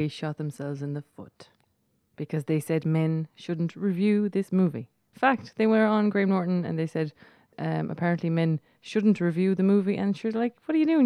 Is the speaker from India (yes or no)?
no; Ireland; accent: Irish